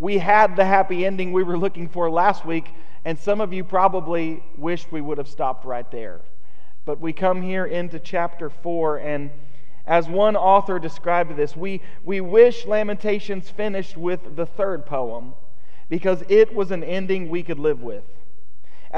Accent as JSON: {"language": "English", "country": "United States", "said": "as American Christians"}